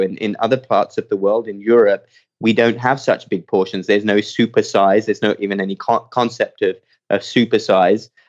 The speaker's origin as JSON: {"language": "English", "country": "United Kingdom", "tie": "born or raised there", "also_born_or_lived": "Cardiff / Baltimore", "moved": "as an adult", "lives_now": "United States", "said": "I grew up just outside London"}